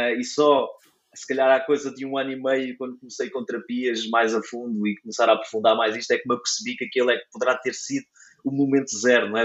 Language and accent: Portuguese; Caldas da Rainha, Leiria District, Portugal; now in near Leiria, Portugal; sou natural de, das Caldas da Rainha